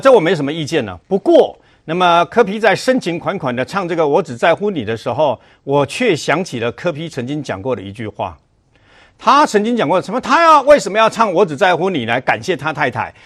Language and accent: Chinese; Taiwan; 我们台湾人